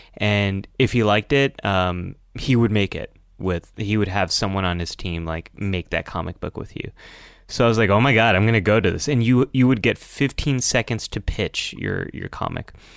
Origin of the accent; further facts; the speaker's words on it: United States; growing up in America is, um, always feeling a little bit different